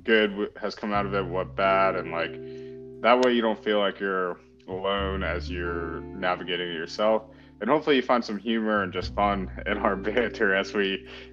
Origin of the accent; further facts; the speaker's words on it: North Carolina, United States; grew up in North Carolina, pretty much. Family immigrated from India